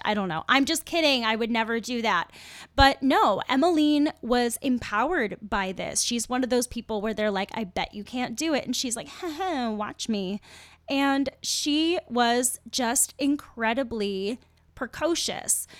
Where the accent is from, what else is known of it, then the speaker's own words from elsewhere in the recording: United States; I'm an American